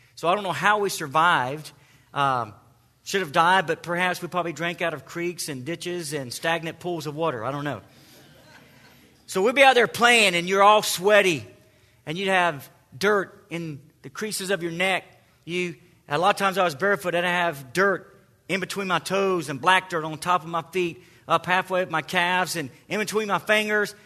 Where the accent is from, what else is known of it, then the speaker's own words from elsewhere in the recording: the South, United States; accent: southern; my southern accent